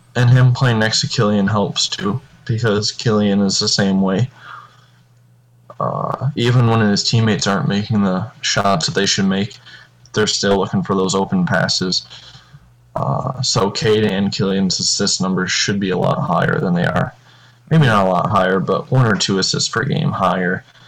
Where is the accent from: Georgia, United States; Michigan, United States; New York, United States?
Michigan, United States; we're all from Michigan